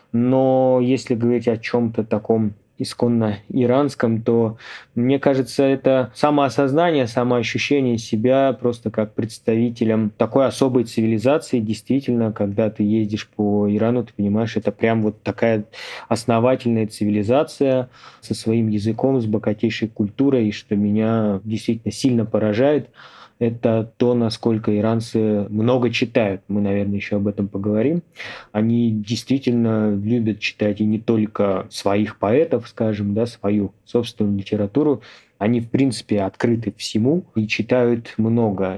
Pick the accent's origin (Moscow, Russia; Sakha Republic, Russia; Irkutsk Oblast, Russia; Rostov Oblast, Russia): Irkutsk Oblast, Russia; я сам из Иркутской области